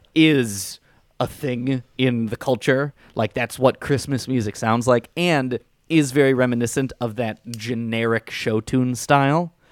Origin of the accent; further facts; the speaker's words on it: suburbs of Chicago, Illinois, United States; I grew up in John Hughes' territory